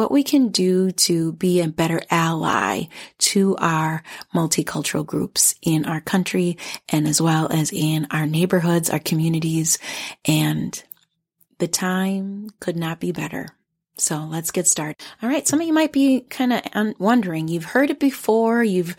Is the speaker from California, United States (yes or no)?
no; Minnesota, United States; I am a proud immigrant Liberian American woman, and although I grew up here in the Twin Cities area, I still identify Liberian.